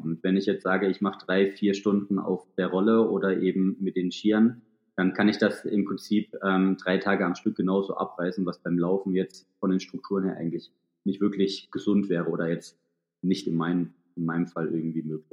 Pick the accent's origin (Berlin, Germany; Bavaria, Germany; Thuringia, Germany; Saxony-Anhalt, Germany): Thuringia, Germany; Thuringian Forest, Germany; moved away; also born or lived in Hamburg; komme äh, mitten aus dem Thüringer Wald